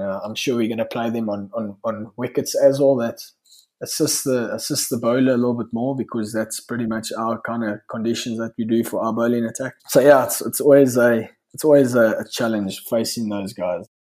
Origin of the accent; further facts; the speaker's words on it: South Africa; we all lived in a bit of a exclusive nature in South Africa